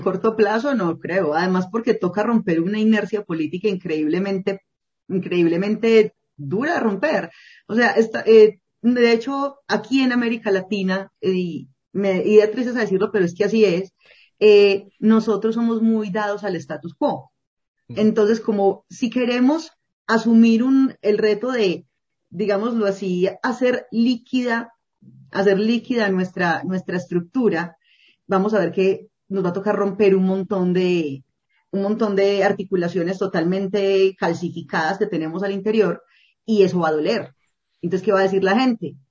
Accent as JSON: {"language": "Spanish", "country": "Colombia", "also_born_or_lived": "Medellín", "said": "en las zonas rurales de Colombia, en mi país"}